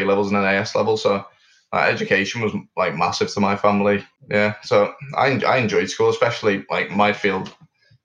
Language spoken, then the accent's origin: English; Liverpool, North West England, United Kingdom; also born or lived in Milton Keynes; So I was born in Milton Keynes and grew up there for 4 years and then moved over to Liverpool, which is where my mum's from